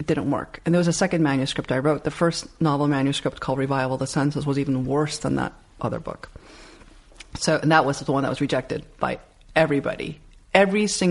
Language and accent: English; New York City, New York, United States; I grew up in Elmhurst, Queens.